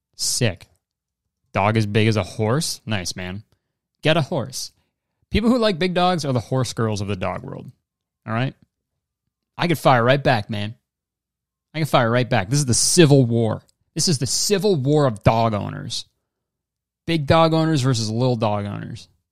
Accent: Canada; I'm a Canadian.

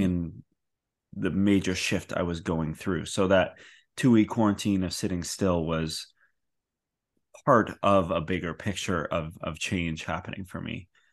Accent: Canada; I say process, 'cause I'm from Canada

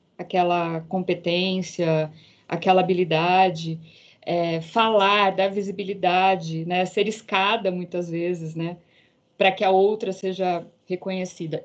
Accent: Campinas, São Paulo, Brazil; moved away as an adult; now in São Paulo, Brazil; Sou do interior de Campinas moro hoje em São Paulo

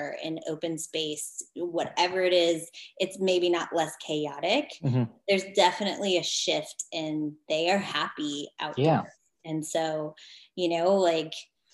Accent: Colorado, United States; moved away; also born or lived in California; I grew up in Colorado

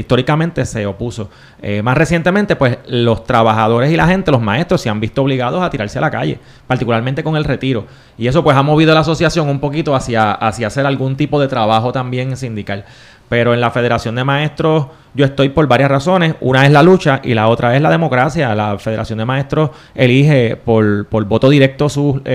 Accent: Caguas, Puerto Rico; yo soy de Cagua, yo estudié en la escuela Gautier Benítez

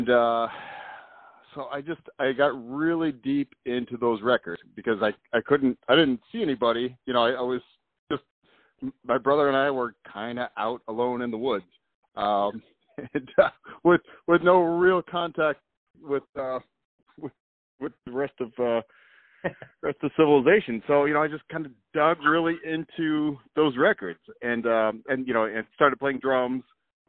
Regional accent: Whitehall, Indiana, United States; also born or lived in Bloomington, Indiana; I was born in Bloomington. Sorry. And but I grew up in a tiny village called Whitehall. Actually, I grew up outside of a tiny village called Whitehall in the middle of the woods with no neighbors and no TV.

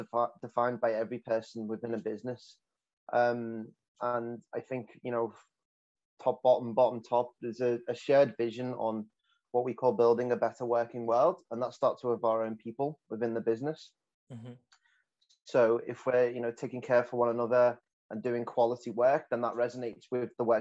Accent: the north of England, United Kingdom; accent: northern English; moved away as an adult; now in Melbourne, Australia; I'm quite heavily accented coming from the north of England.

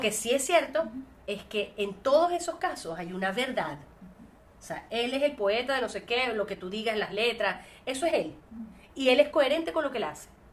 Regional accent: Venezuela; moved away as an adult; el único lugar que podría decir que soy es de Venezuela

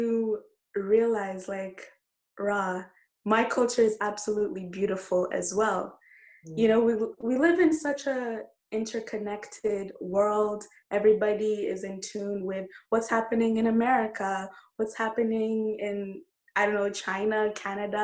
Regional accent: Kenya; moved away; when I go back home, I feel like I'm not Kenyan enough

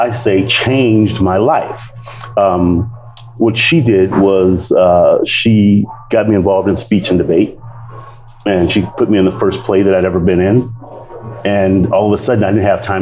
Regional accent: Compton, California, United States; I grew up in Compton

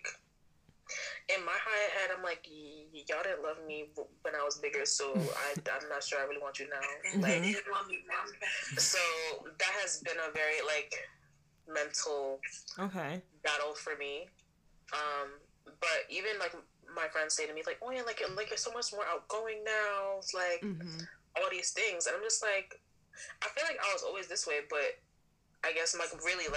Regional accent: Nigeria; I'm Nigerian, so African parents

